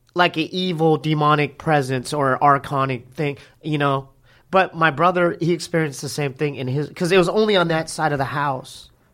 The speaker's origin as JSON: {"language": "English", "town": "Poway", "region": "California", "country": "United States", "tie": "born or raised there", "said": "we're from Poway. Me and my brother are from, uh, you know, inland"}